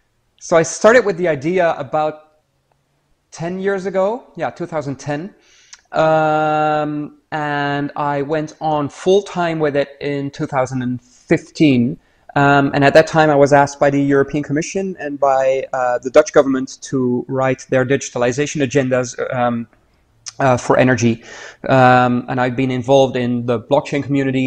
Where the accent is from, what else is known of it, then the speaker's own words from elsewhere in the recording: Niger; now in Netherlands; I grew up in Niger in West Africa, so one of the French-speaking countries